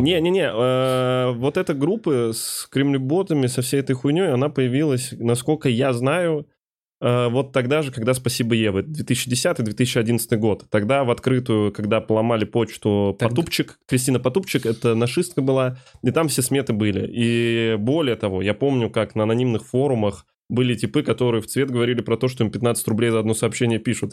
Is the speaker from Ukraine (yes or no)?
yes; Ukraine; moved away; я еще уроженец Республики Украина